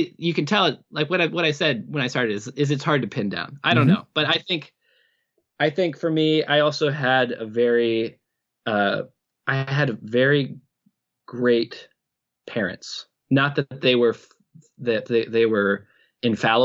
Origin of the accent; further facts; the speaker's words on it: Midwest, United States; I was raised in the Midwest in a very conservative Baptist home